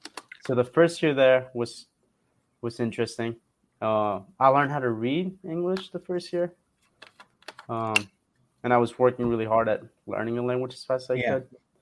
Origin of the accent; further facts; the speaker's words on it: Montclair, California, United States; I am from Montclair, California.